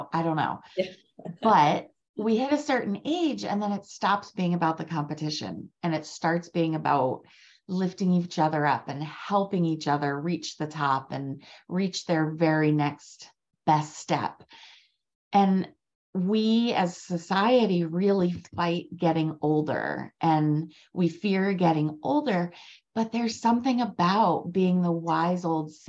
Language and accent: English; Maryland, United States; I'm from Maryland